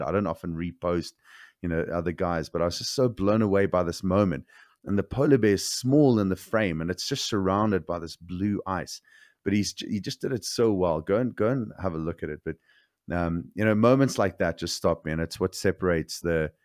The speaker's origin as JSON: {"language": "English", "country": "South Africa", "tie": "born or raised there", "said": "growing up in South Africa"}